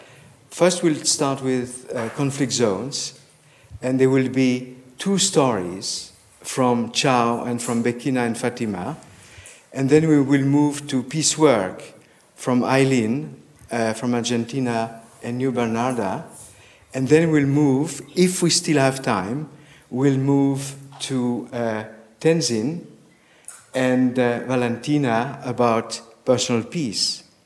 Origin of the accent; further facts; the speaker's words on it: France; English is a second language; from France.